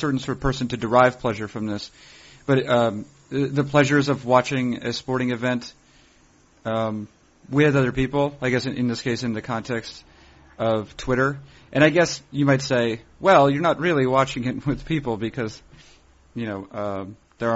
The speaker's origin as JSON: {"language": "English", "region": "New Hampshire", "country": "United States", "said": "I'm from originally from New Hampshire, although I usually tell people that I'm from Massachusetts"}